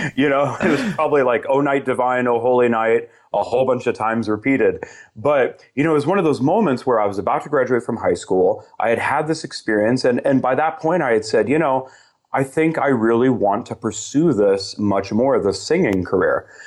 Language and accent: English; Southern California, United States; I grew up in Southern California, about an hour east of L